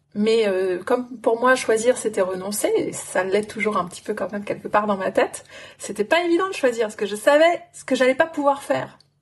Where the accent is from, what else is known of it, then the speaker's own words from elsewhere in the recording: France; also born or lived in London / New Zealand; Je suis une Française en France